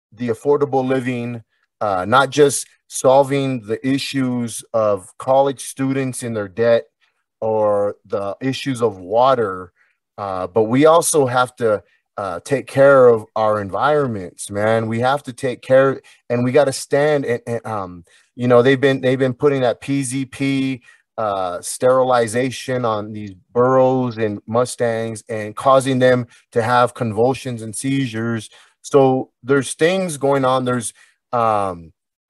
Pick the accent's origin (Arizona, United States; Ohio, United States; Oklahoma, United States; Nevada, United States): Arizona, United States; Somerton; moved away; also born or lived in Anaheim, California; I'm from California, you know, I'm from, my roots are Arizona, my origins are along the Colorado River